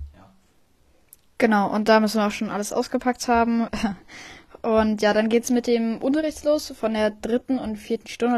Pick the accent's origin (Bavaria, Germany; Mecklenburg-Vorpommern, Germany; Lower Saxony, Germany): Mecklenburg-Vorpommern, Germany; Friedland; ich komme auch aus Friedland